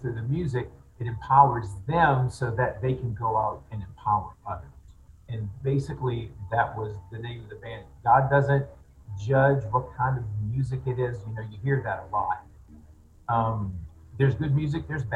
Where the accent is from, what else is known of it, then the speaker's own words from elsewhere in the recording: New Orleans, Louisiana, United States; born and raised in New Orleans, grew up there